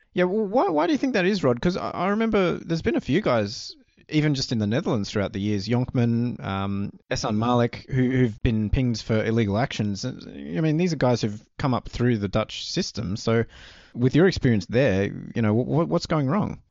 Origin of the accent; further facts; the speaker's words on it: Australia; growing up in Australia